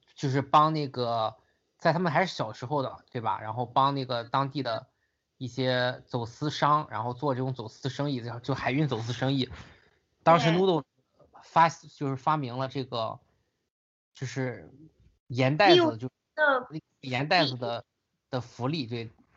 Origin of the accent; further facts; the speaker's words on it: China; 我作为一个中国人